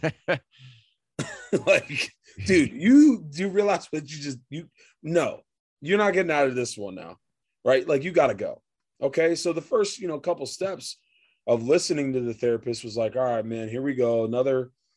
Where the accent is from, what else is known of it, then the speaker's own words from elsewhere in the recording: Reading, Pennsylvania, United States; moved away as an adult; also born or lived in Baltimore, Maryland / Las Vegas, Nevada; I grew up in Reading, PA